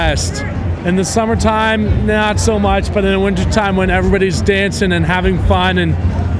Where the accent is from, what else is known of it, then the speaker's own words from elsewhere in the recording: Truckee, California, United States; I'm from Truckee, California.